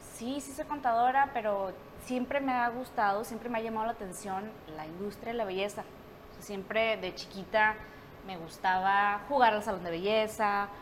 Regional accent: Monterrey, Nuevo León, Mexico; soy de Monterrey

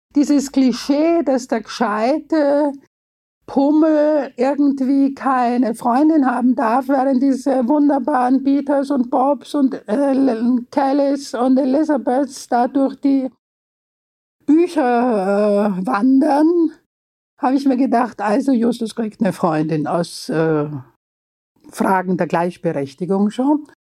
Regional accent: Vienna, Austria; Ich bin ja Wienerin und äh, war in einem Mädchengymnasium

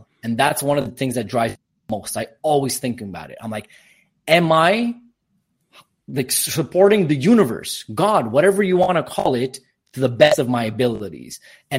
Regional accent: Quebec, Canada; born there; English is a second language; So I'm born in Canada, but I'm Armenian descent. Both my parents are Armenian, so that's where my little accent comes from. Obviously speak French because Quebec, English and Armenian, and working on Spanish.

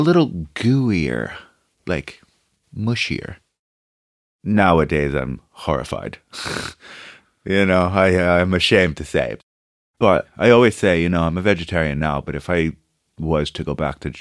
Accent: New York City, New York, United States; English is a second language; moved away as an adult; also born or lived in Brazil / Manhattan; now in Ireland; I grew up in Brooklyn. That's where home really was

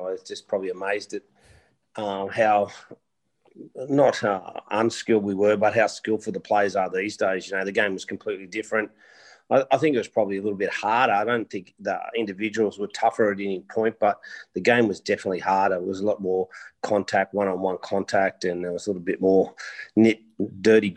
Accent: Sydney, New South Wales, Australia; I grew up in the Canterbury Bankstown area

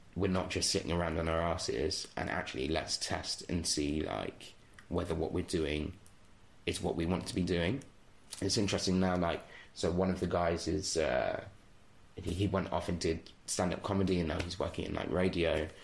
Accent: Bedford, East of England, United Kingdom; also born or lived in Walthamstow, London; So I lived right. in London until I was like nine years old. Um, right. Okay. And then from there moved to Bedford and kind of did the rest of my ah, growing yes, up there.

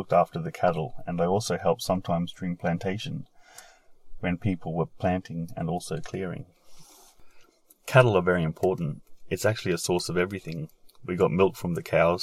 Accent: Jonglei, South Sudan; moved away; I was born in Jonglei State in South Sudan

